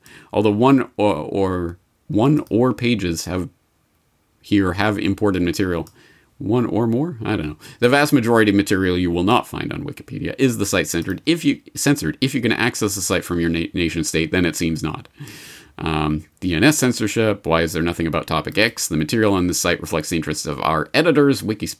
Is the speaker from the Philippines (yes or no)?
no; Canada; I'm Canadian, folks, honest.